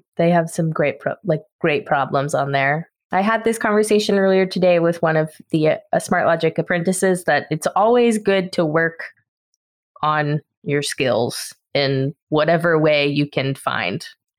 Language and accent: English; South Carolina, United States; I'm from South Carolina, which I won't say is the better of the two, because both have their positives. But I'm also from a university town.